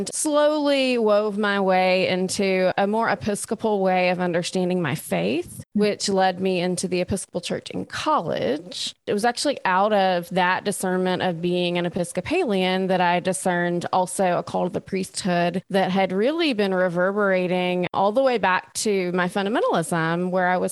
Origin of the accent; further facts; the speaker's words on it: Alabama, United States; moved away as an adult; also born or lived in Texas / Oklahoma; now in Austin, United States; I'm from Alabama, born and raised there